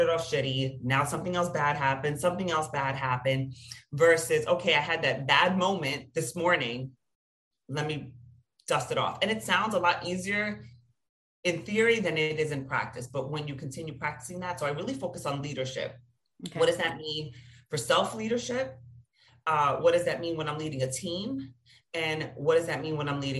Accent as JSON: {"language": "English", "region": "New York", "country": "United States", "said": "I'm from New York. I'm Latina."}